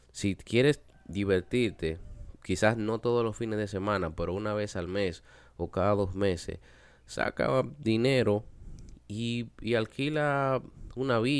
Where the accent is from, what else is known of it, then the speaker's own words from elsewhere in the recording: Dominican Republic; nosotros como latinos, como dominicanos, siempre tenemos, como se dice por ahí, la sangre caliente.